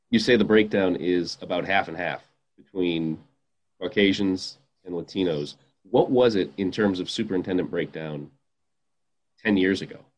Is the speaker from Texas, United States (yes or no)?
no; Ohio, United States; I was born and raised in Ohio. And there's something to be said for being a Midwesterner, but we're all Americans.